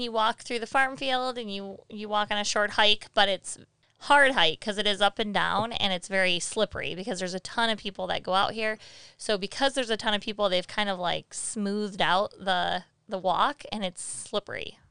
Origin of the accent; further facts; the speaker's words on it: Flint, Michigan, United States; We grew up in Flint